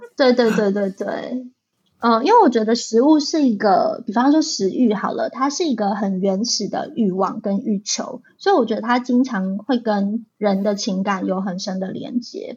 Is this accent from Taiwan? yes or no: yes; Taichung, Taiwan; now in Taipei, Taiwan; 因为我是台中出生的小孩，所以控肉算是我在台中吃过非常非常多的食物